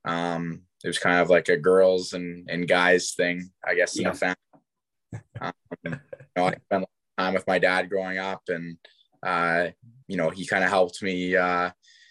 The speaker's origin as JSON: {"language": "English", "town": "Kamloops", "region": "British Columbia", "country": "Canada", "tie": "born or raised there", "said": "I'm from Kamloops"}